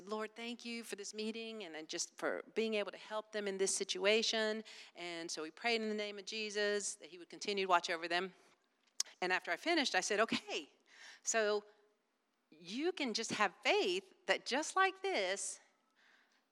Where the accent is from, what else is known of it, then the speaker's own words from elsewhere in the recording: Wilmington, United States; I'm from Wilmington